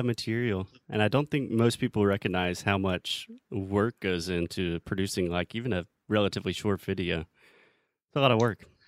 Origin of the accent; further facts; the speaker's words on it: United States; also born or lived in Brazil; the US